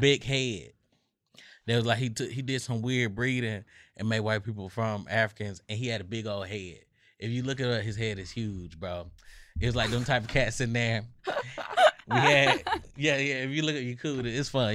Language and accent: English; Atlanta, Georgia, United States; I grew up in Southwest Atlanta